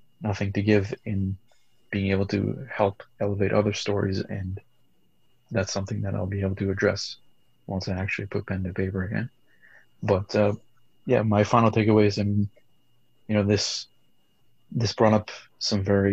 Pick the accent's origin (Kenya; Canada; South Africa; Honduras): Canada; I grew up multicultural being in Canada